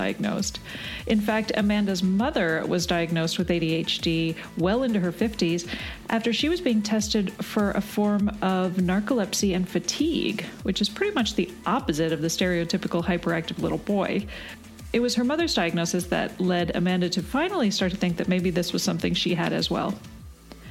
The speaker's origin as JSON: {"language": "English", "country": "Canada", "also_born_or_lived": "British Columbia", "said": "I'm from Canada, and I actually lived in BC for a bit"}